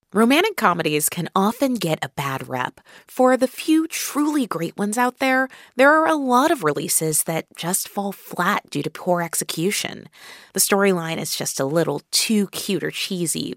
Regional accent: Kansas City, Missouri, United States; I grew up in Kansas City like Sally

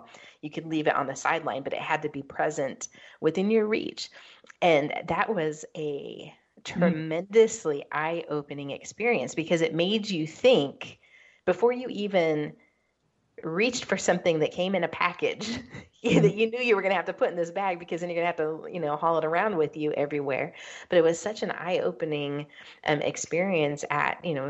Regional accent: West Coast, United States; I grew up on the West Coast

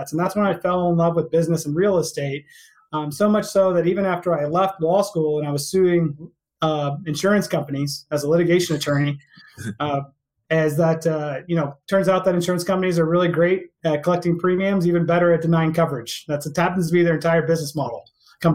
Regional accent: Houston, Texas, United States; moved away as an adult; also born or lived in Albany, New York; I was born and raised in Texas, out in Houston

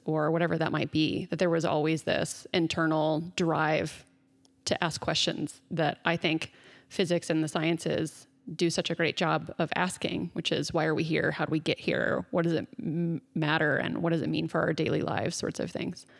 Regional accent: Dallas, Texas, United States; I grew up in Dallas in the South in the Bible Belt

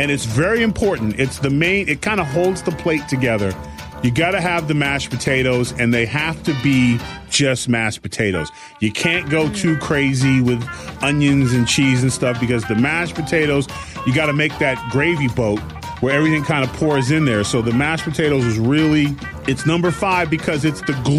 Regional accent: California, United States; I'm from California

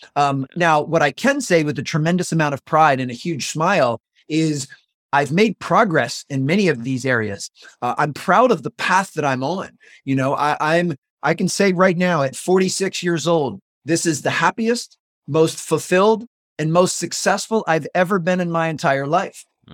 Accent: just north of Washington, D.C., a suburb in Maryland, United States; also born or lived in North Carolina; I moved from North Carolina back to my hometown a suburb in Maryland, uh, just north of Washington, D.C.

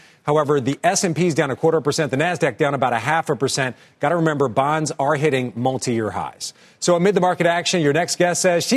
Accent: Philadelphia, Pennsylvania, United States; I'm from Philadelphia

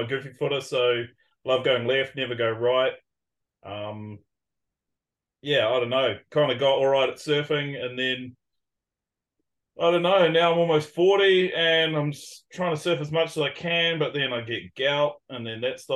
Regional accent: Raglan, Waikato, New Zealand; I'm from Raglan, which is a small town of population about 5,000

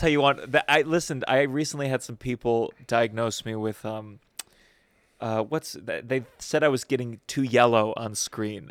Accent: Potomac, Maryland, United States; moved away; I grew up in Potomac, Maryland.

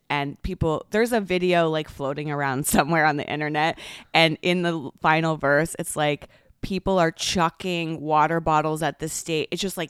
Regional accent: Toronto, Ontario, Canada; Yes. In the Toronto Harbor.

